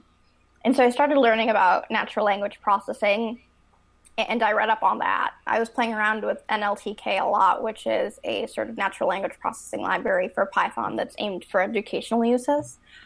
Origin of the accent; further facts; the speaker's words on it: Chicago, Illinois, United States; I'm from Chicago.